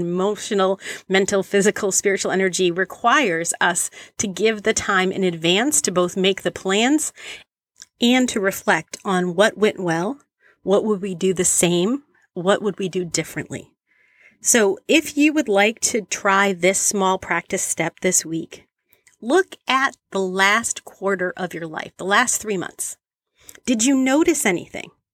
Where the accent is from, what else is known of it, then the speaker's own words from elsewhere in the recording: Boston, Massachusetts, United States; I was a teenager in the eighties growing up in Boston